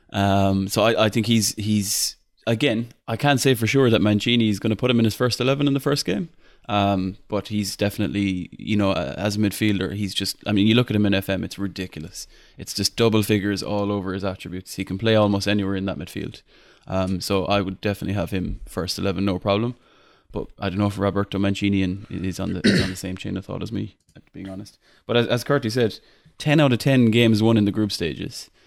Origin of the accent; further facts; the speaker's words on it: Ireland; accent: Irish; my Irish accent